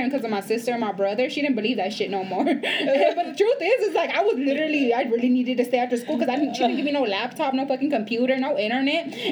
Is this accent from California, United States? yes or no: yes; Los Angeles, California, United States; so we come from East LA. We do not come of what we would call privilege.